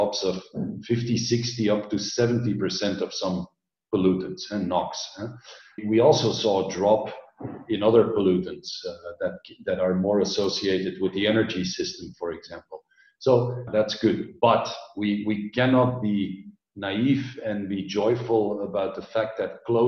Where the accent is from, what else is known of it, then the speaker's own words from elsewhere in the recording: Belgium; moved away as an adult; also born or lived in Orange County, United States; I grew up in Belgium, densely populated.